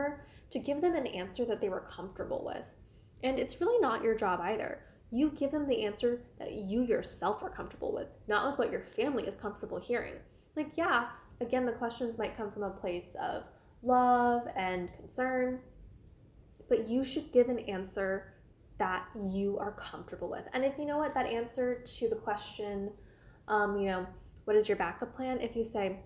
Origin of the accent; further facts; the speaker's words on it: Washington, District of Columbia, United States; I'm from the Washington, D.C. area